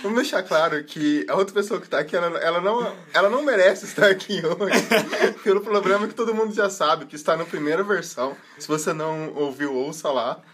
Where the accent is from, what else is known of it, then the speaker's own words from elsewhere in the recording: Passos, Minas Gerais, Brazil; now in Curitiba, Brazil; eu sou de Passos, mas minha, minha, cidade é mais. A minha família é mais interior ainda de Minas.